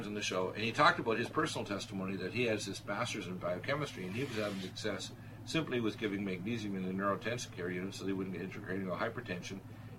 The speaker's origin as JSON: {"language": "English", "town": "Detroit", "region": "Michigan", "country": "United States", "tie": "born there", "said": "Well, I was born in Detroit."}